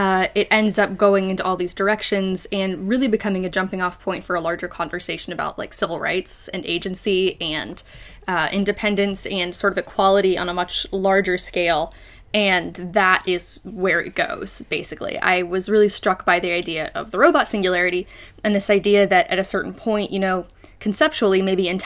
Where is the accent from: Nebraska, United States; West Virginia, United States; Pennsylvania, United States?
West Virginia, United States; Morgantown; So I am originally from Morgantown, West Virginia. That's where I was born and raised